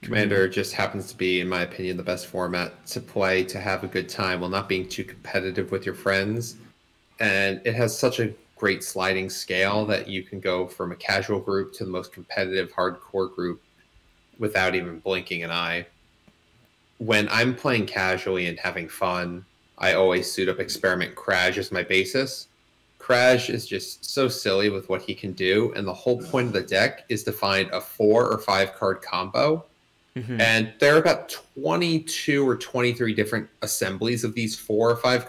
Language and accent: English; New York, United States; As a New Yorker